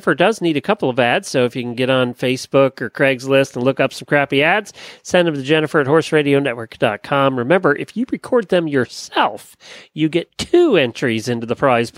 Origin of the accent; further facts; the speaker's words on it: Lancaster County, Pennsylvania, United States; now in Ocala, United States; I grew up in Lancaster County, Pennsylvania